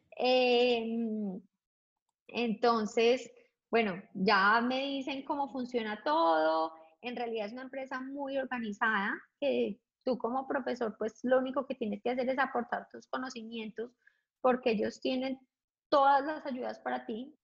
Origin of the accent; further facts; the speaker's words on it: Colombia; moved away as an adult; also born or lived in London; regresar a Colombia, siendo absolutamente feliz en mi país